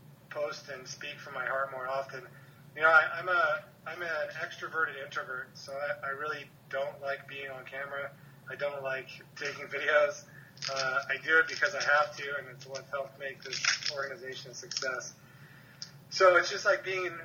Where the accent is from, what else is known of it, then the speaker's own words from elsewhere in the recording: Hermosa Beach, California, United States; I'm from Hermosa Beach, it's a very small city, so we had a very competitive baseball team